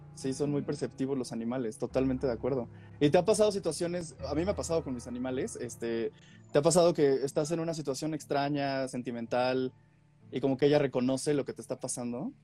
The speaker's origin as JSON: {"language": "Spanish", "region": "Puebla", "country": "Mexico", "also_born_or_lived": "Mexico City", "said": "yo soy de Puebla"}